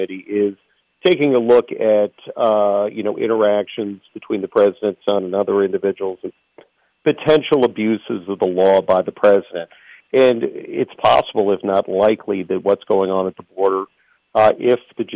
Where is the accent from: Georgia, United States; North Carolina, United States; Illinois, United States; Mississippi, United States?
North Carolina, United States; my home state of North Carolina